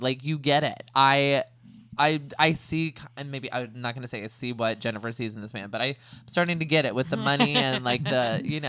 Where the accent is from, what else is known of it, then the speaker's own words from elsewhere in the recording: California, United States; accent: California; I know I do not sound like I'm from Jersey. I cannot do accents. Can barely speak like my own like California accent.